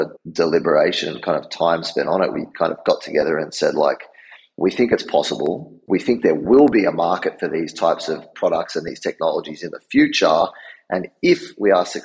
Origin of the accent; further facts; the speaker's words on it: Australia; moved away as an adult; now in New York, United States; I'm from Australia originally